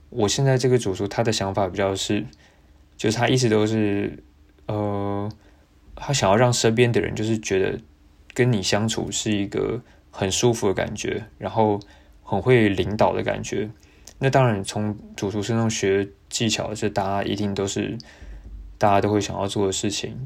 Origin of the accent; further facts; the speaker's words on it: Taiwan; now in Melbourne, Australia; 我来自台湾